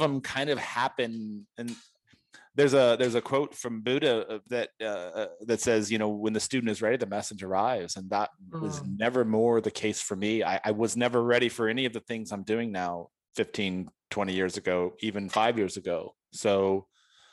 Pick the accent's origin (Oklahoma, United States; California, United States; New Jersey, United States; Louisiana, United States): California, United States; San Diego; I'm from San Diego